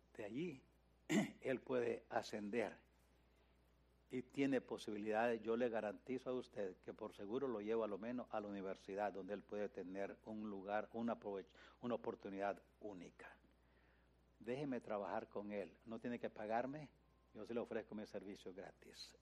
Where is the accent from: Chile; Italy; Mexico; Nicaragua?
Nicaragua; moved away as an adult; now in United States; cuando vine de Nicaragua